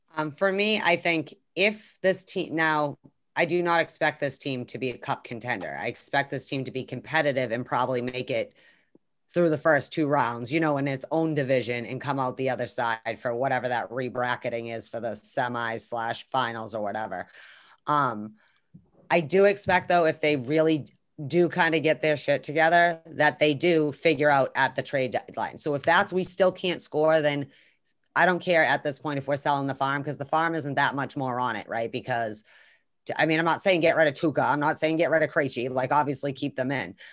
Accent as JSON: {"language": "English", "region": "Northeast", "country": "United States", "said": "we're from the Northeast"}